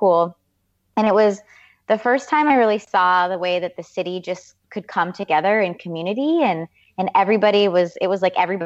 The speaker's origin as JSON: {"language": "English", "town": "Seattle", "region": "Washington", "country": "United States", "moved": "yes", "lives_now": "San Francisco, United States", "said": "I'm from Seattle"}